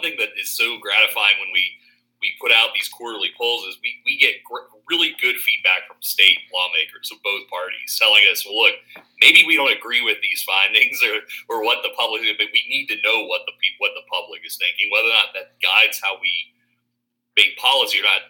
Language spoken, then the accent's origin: English; outside of Pittsburgh, Pennsylvania, United States; moved away as an adult; also born or lived in Harrisburg / Boston / Virginia / Philadelphia; now in Mississippi, United States; I grew up outside of Pittsburgh